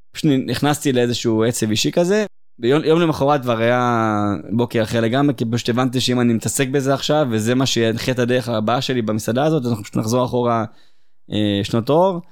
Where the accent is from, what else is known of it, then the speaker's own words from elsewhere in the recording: Beersheba, Southern District, Israel; אני באר שבעי, זאת אומרת, גדלתי פה, נולדתי פה